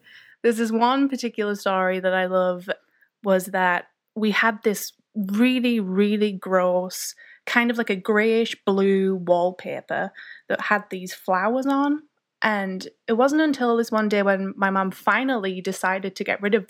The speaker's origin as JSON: {"language": "English", "area": "County Durham", "region": "North East England", "country": "United Kingdom", "tie": "born or raised there", "said": "Yeah. Well, I'm from County Durham, which is in the northeast of England. And I basically lived in the middle of nowhere for most of my life, surrounded by fields and hills and trees."}